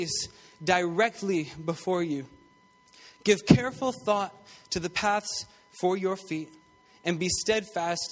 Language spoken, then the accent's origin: English; St. Catharines, Ontario, Canada; now in Greater Toronto Area, Canada; I was born and raised in St. Catharines, Ontario